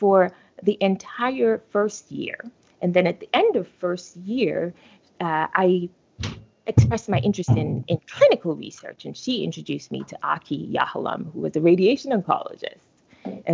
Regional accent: Jamaica; moved away as an adult; I was born in Jamaica, right? And I attended undergraduate school there, University of the West Indies

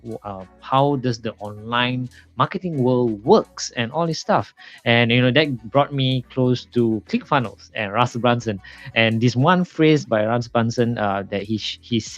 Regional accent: Malaysia; I'm originally from Malaysia

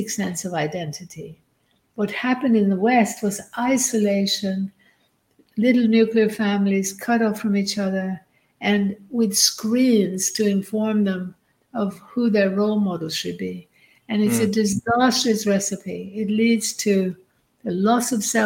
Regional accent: Sweden; now in Byron Bay, Australia; I grew up in Sweden in a nuclear family

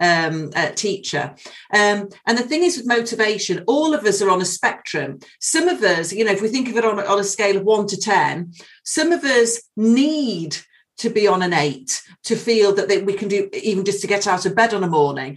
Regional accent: United Kingdom; being British

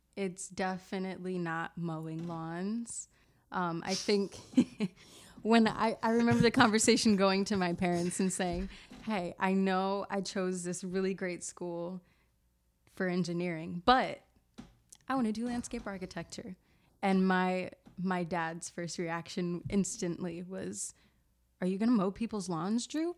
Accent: Camden, New Jersey, United States; I'm from South Jersey, Camden, New Jersey

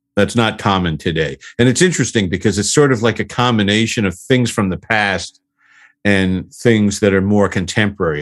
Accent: Huntington, New York, United States; I'm from Huntington, Long Island

